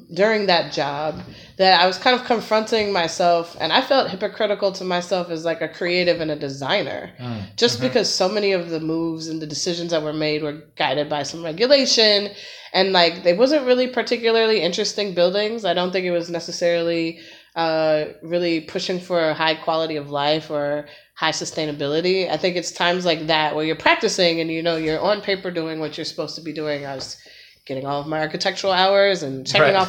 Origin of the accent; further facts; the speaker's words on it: Chicago, Illinois, United States; moved away as an adult; now in Philadelphia, United States; I'm a Chicagoan.